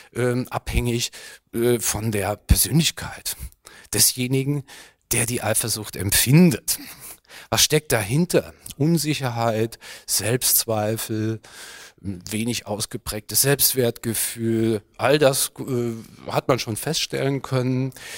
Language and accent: German; Germany; bei uns in Deutschland